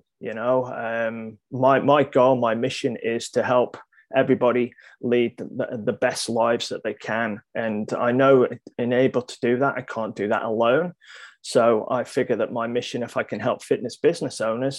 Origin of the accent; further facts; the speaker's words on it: Isle of Man; my nationality is Manx, M-A-N-X.